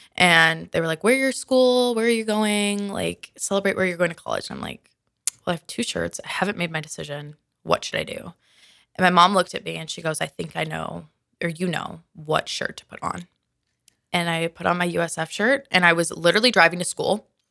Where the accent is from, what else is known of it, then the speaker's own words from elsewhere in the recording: Minnesota, United States; moved away as an adult; I'm originally from Minnesota